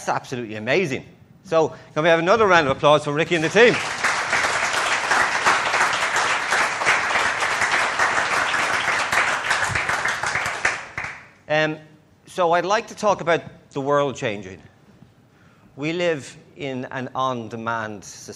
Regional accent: Ireland; accent: Irish; my Irish accent

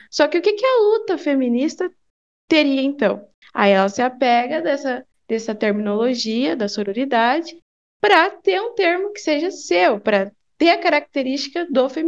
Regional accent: Paraná, Brazil; sou aqui do Paraná

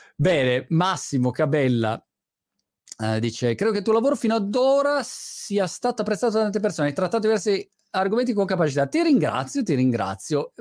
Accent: Italy; moved away as an adult; also born or lived in England; now in United Kingdom

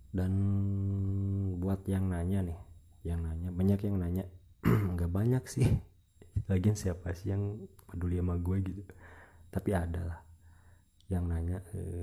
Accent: Ciamis, West Java, Indonesia; Gue orang Ciamis Jawa Barat Indonesia

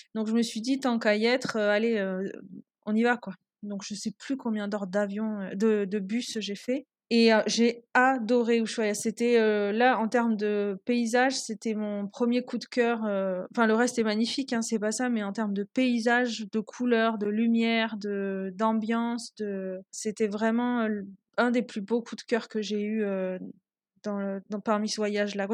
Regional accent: Toulouse, Occitania, France; moved away as an adult; now in Peru; je suis toulousaine et euh, j'habite aujourd'hui au Pérou depuis euh, bientôt quasiment 4 ans

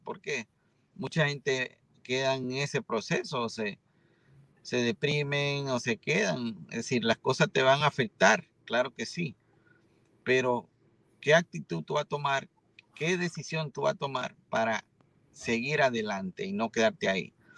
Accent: Santiago de los Caballeros, Santiago, Dominican Republic; yo soy eh, originario de una ciudad que se llama Santiago de la República Dominicana

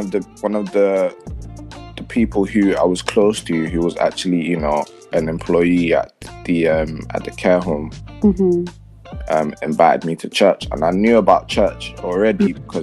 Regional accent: London, United Kingdom; I'm from London, Tottenham originally.

